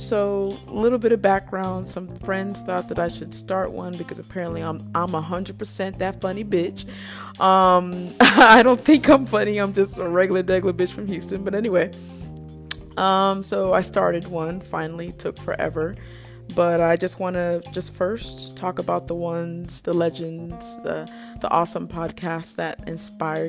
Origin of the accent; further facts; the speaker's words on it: Nigeria; I'm Nigerian